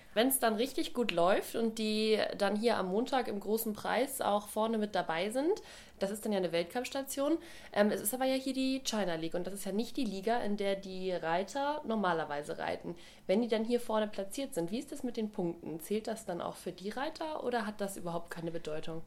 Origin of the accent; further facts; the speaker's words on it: Germany; bei uns in Deutschland